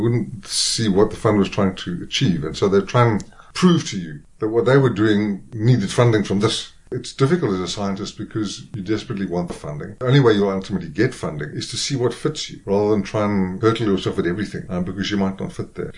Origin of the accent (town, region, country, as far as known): South Africa